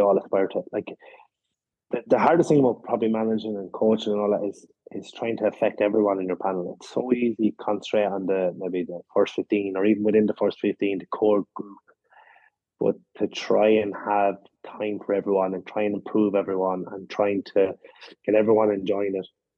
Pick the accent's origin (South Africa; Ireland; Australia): Ireland